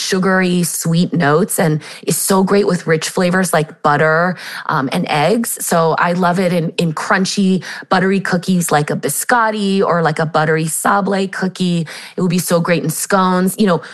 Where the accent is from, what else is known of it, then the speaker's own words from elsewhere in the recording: San Diego, California, United States; I grew up in San Diego, California